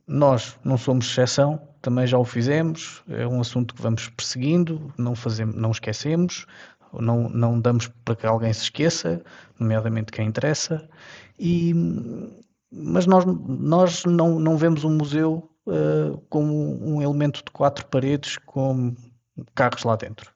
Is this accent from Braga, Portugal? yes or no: no; Castelo Branco, Portugal; saímos aqui de Castelo Branco para um passeio eu era miúdo, tinha uns, uns 10 anos